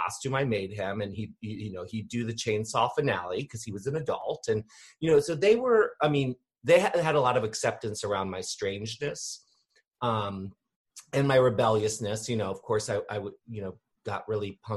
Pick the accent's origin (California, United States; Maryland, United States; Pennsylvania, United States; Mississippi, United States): Maryland, United States; Annapolis; I grew up here in Maryland, in Annapolis, which is, you know, about 20 minutes outside of DC, kind of between DC and Baltimore